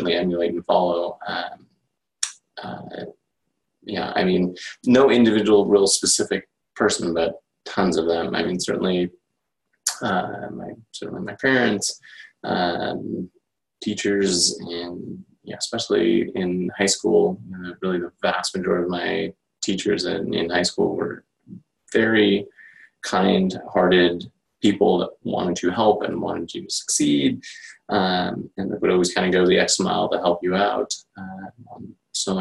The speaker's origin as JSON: {"language": "English", "town": "Portland", "region": "Oregon", "country": "United States", "tie": "born or raised there", "moved": "as an adult", "lives_now": "San Luis Obispo, United States", "said": "I grew up basically in Portland, Oregon"}